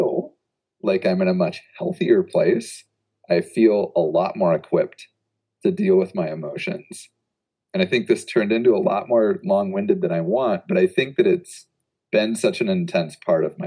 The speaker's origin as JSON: {"language": "English", "region": "Midwest", "country": "United States", "also_born_or_lived": "Oregon", "moved": "as an adult", "said": "I'm from the Midwest"}